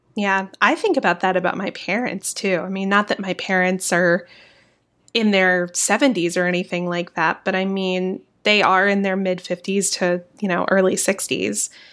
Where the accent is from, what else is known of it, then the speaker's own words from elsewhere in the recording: the South, United States; accent: Southern; I'm from the South